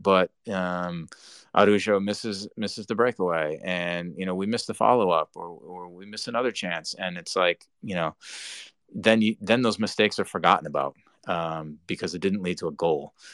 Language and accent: English; Rhode Island, United States; moved away; Rhode Island, my home state, you know, and growing up there